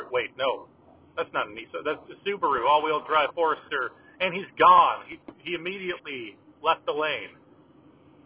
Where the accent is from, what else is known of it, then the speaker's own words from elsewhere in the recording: Southern California, United States; now in Washington, United States; I am originally from Southern California